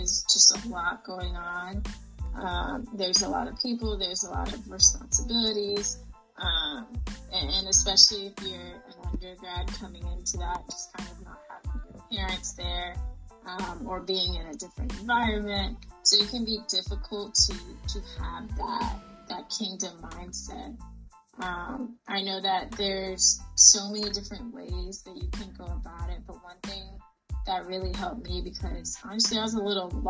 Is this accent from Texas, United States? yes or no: no; Wilmington, Georgia, United States; moved away as an adult; also born or lived in Clemson, South Carolina; now in Los Angeles, United States; I'm originally from Wilmington, Georgia